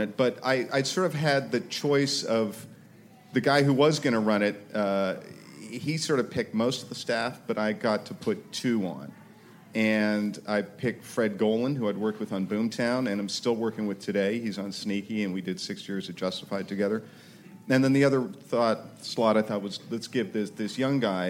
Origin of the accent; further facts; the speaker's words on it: Canada; moved away; also born or lived in New York; I am Canadian by birth